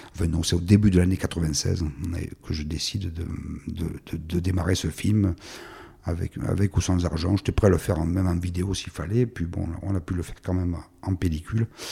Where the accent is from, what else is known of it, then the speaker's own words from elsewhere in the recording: Ginasservis, Provence-Alpes-Côte d'Azur, France; accent: accent méridional; moved away as an adult; also born or lived in Paris; mon village de Gina Servi